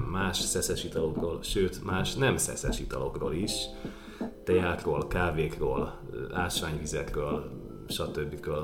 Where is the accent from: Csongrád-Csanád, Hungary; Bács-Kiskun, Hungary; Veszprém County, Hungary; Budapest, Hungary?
Budapest, Hungary; nem túl gazdag, de mégiscsak budai értelmiségi családba születtem